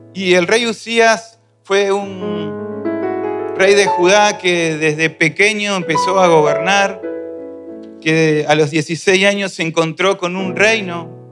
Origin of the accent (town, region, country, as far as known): Argentina